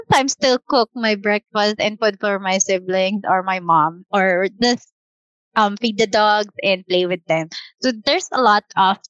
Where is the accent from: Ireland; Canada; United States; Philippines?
Philippines; Quezon City, Metro Manila; I'm from Cubao, and I'll be working or going to our headquarters in Taguig